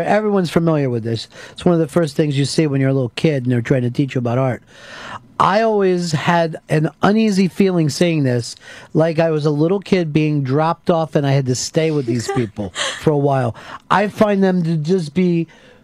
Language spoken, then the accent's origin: English; Pennsylvania, United States; I'm from Pennsylvania, where the Wyeth family is from